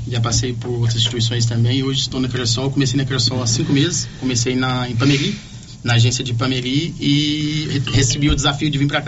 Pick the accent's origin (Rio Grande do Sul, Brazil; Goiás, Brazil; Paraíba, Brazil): Goiás, Brazil; Catalão; Sou de Catalão.